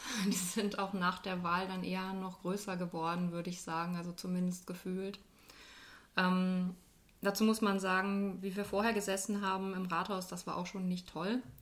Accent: North Rhine-Westphalia, Germany; moved away as an adult; now in Dieburg, Germany; Ich bin noch nicht ganz so lange in Dieburg. Ich komme ursprünglich aus dem Ruhrgebiet, aus einer kleinen Stadt äh, zwischen Essen und Düsseldorf und bin so vor knapp 20 Jahren nach Hessen gezogen

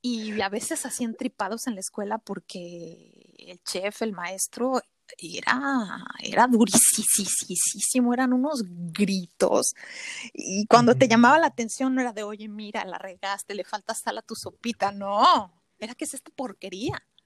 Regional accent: Mexico City, Mexico; moved away as an adult; also born or lived in Montreal, Canada; now in France; yo soy de la Ciudad de México

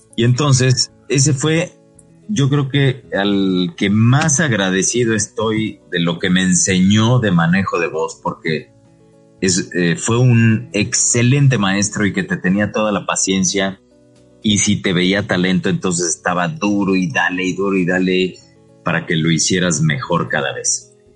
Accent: Puebla, Mexico; frente a casa de mis papás en Puebla, porque soy de Puebla

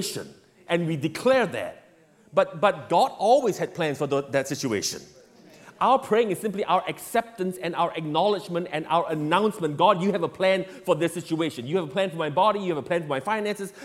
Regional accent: Singapore; I grew up in Singapore

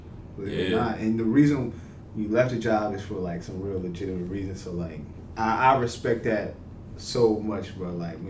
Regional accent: Delaware, United States; also born or lived in Philadelphia, Pennsylvania / Niagara Falls, New York; I'm from Delaware. I've actually was born in Philly. Lived there for about 2 years. That's why I never say I'm from Philly.

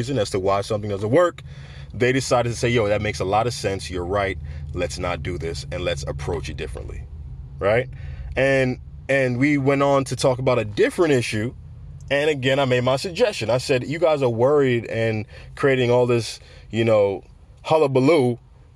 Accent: United States; I grew up in America

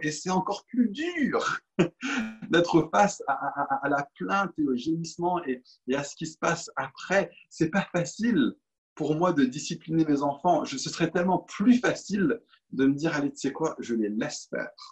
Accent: Paris, Île-de-France, France; Je suis parisien

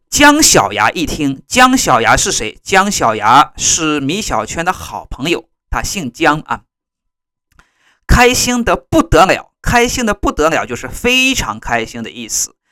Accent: China; 在我们中国呢，我们把它叫做语文

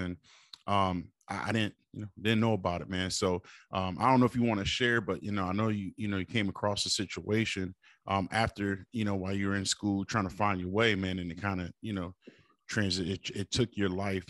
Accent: Springfield, Massachusetts, United States; Hey, that's where I grew up on Bristol Street, man.

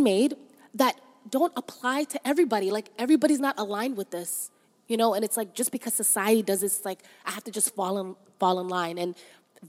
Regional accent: Toronto, Ontario, Canada; also born or lived in Somalia; We grew up in Canada. We're very appreciative of that, as we love Toronto, and growing up here was amazing.

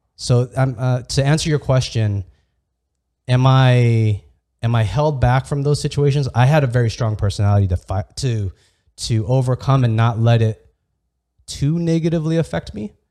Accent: Santee, California, United States; I grew up in Santee, which is predominantly all white

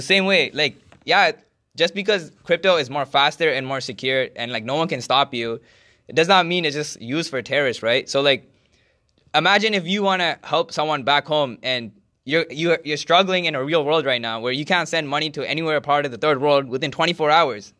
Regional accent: Canada; I'm a Canadian and my bank is from Canada

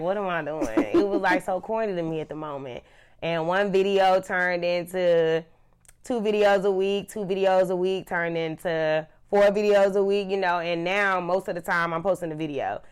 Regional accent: Charlotte, North Carolina, United States; I am from Charlotte, North Carolina

